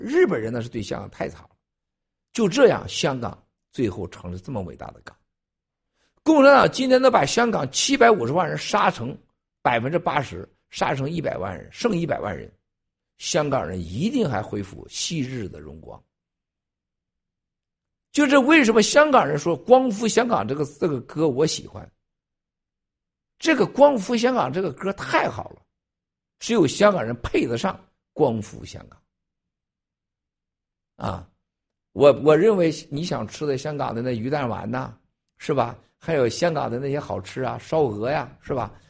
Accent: China; 咱们大陆人一说就是，咱中国人是爱以情动人，然后以情骗人，然后以眼泪表达感动，然后以眼泪骗取金钱、骗取感情。

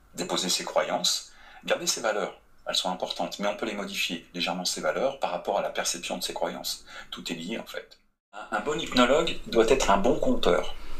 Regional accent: France; moved away as an adult; now in Quebec, Canada; en tant que Français

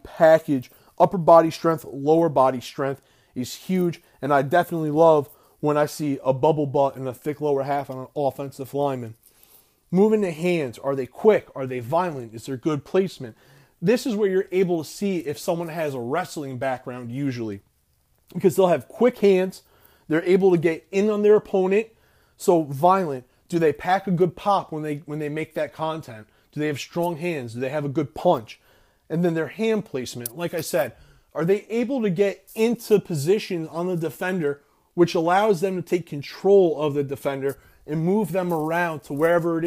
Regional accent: Florida, United States; you're a fellow Floridian

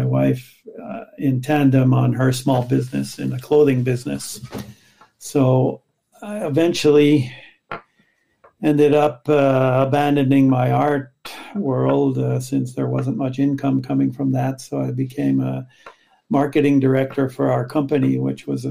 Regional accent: United States; moved away as an adult; also born or lived in Chicago / Paris, France; now in Montreal, Canada; I was from the States

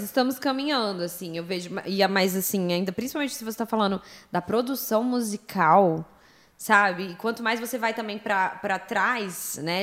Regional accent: Brasília, Federal District, Brazil; also born or lived in United States; Sou nascida e criada em Brasília.

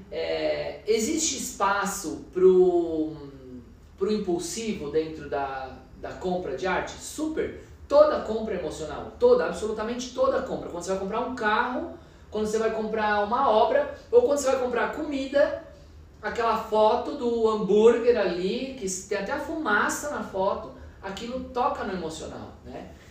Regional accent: Minas Gerais, Brazil; born there; Eu quero comprar obras de artistas mulheres mineiras porque é onde eu nasci, é o que vai falar com o meu cotidiano, com a minha vida

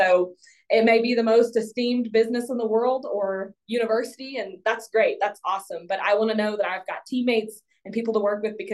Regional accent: Hill Country of Texas, United States; I'm from the Hill Country of Texas. I grew up on a farm.

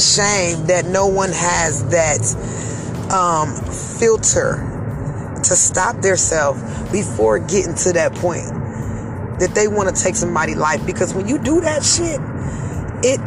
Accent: Cleveland, Ohio, United States; I'm from Cleveland, Ohio

